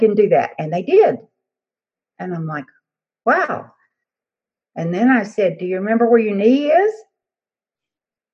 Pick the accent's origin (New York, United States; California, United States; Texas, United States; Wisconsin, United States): Texas, United States; I'm from Texas